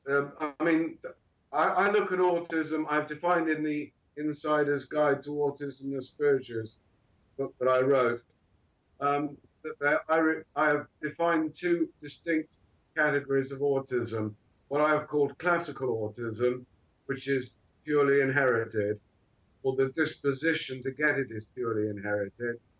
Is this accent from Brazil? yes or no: no; Bristol, South West England, United Kingdom; also born or lived in Portsmouth; I was born in Bristol in the southwest of England and educated at Wellsway School